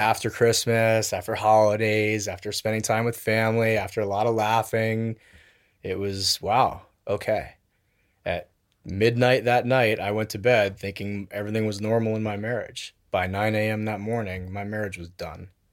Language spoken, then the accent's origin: English; Wilton, Connecticut, United States; also born or lived in Tokyo, Japan; grew up in Connecticut. with a five-year stint from age, from fifth grade to tenth grade in Tokyo, and then back to Connecticut